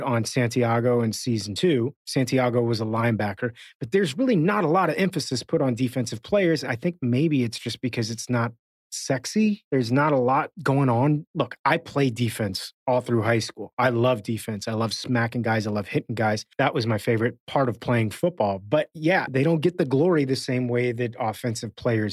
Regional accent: Miami, Florida, United States; moved away; I grew up in Miami

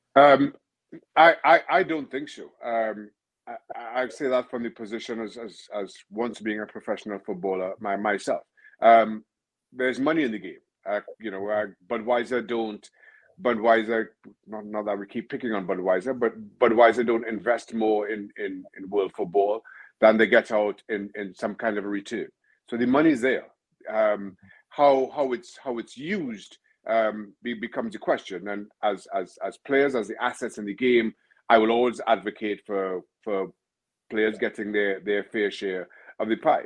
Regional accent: Trinidad & Tobago; I'm originally from Trinidad, Trinidad and Tobago

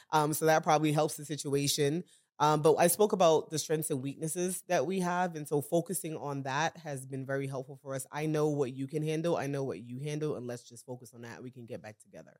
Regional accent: New York City, New York, United States; We're a couple, we're from Brooklyn, New York

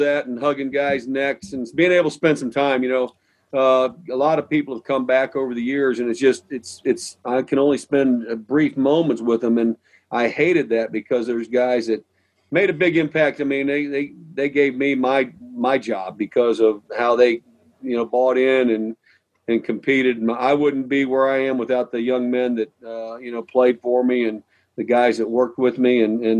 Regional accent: Midwest, United States; Me growing up in the Midwest, Ohio State's one of the all-time great top two or three programs in the history of college football.

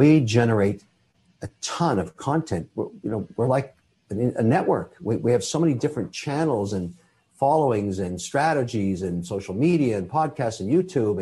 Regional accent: Canada; I'm a Canadian citizen. I'm also Irish

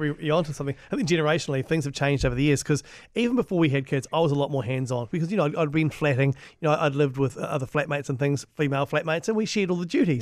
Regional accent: Hastings, Hawke's Bay, New Zealand; growing up in Hastings was fr-, pretty, pretty traditional

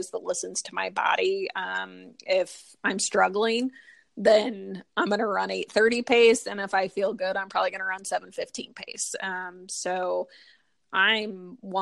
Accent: St. Louis, Missouri, United States; I am from St. Louis

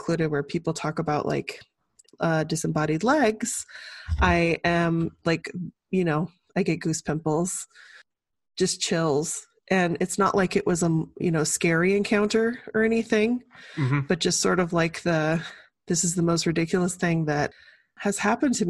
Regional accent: Birmingham, Alabama, United States; moved away; I grew up in Birmingham, Alabama

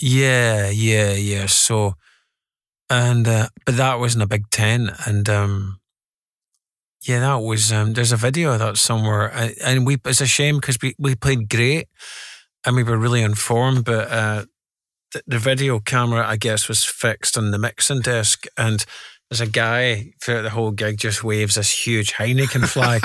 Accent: Glasgow, Scotland, United Kingdom; the Scotland, um, working class culture that I grew up in was very, very, very mature

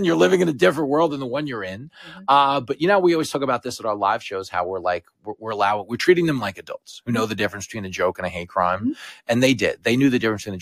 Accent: Long Island, New York, United States; where I grew up on Strong Island, these are my people

